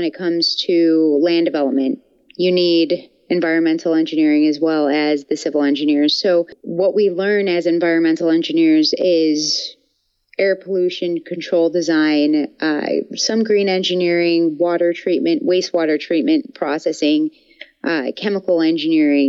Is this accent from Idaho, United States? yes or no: no; Buffalo, New York, United States; moved away as an adult; also born or lived in Gainesville, Florida; I'm from Buffalo, New York, and I moved to Gainesville, Florida when I transferred schools